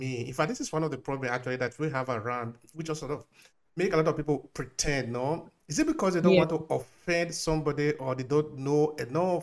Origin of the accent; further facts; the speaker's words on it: Nigeria; we are both from Nigeria